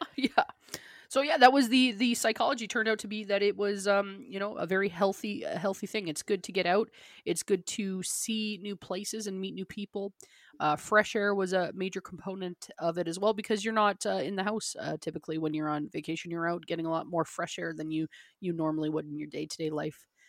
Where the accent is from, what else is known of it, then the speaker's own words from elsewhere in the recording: Calgary, Alberta, Canada; growing up in Canada and, uh, uh, Calgary specific, always cold, always snowing